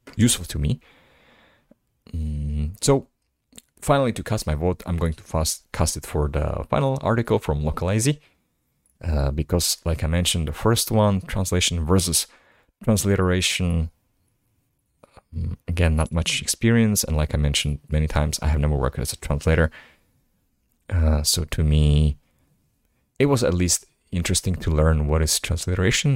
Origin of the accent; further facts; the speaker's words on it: Slovakia; first language Slovak; English is a second language; my native language, language that is Slovak